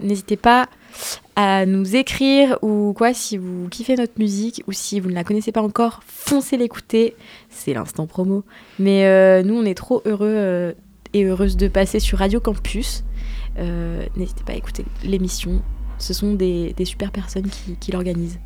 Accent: Grenoble, Auvergne-Rhône-Alpes, France; now in Paris, France; on vient tous les deux de Grenoble

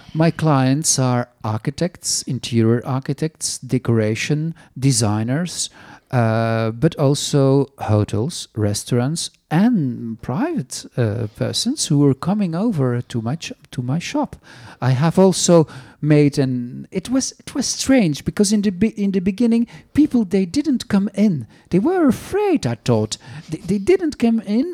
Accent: Flanders, Belgium; first language Flemish; English is a second language; now in France; in Flemish, my mother tongue

